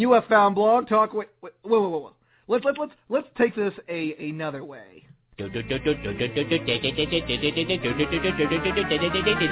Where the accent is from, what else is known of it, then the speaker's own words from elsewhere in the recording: Cincinnati, Ohio, United States; Cincinnati, Ohio. My backyard, my hometown, my streets